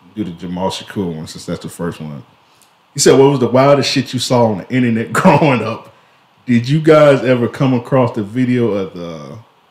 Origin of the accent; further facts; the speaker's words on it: Jacksonville, Florida, United States; I'm from Jacksonville, Florida